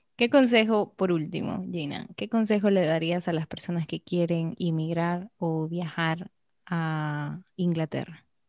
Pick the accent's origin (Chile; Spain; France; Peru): Peru; Arequipa; now in Dominican Republic; yo vengo igual de una ciudad pequeña, Arequipa